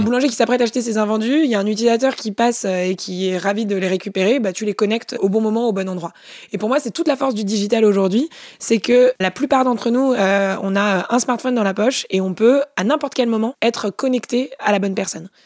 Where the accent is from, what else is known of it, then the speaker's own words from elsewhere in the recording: Paris, Île-de-France, France; Je suis née à Paris avec des parents qui ont pu me payer mes études.